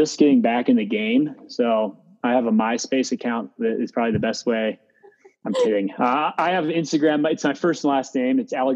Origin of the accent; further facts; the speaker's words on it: Meadville, Pennsylvania, United States; moved away; I'm from Western Pennsylvania, a small town called Meadville.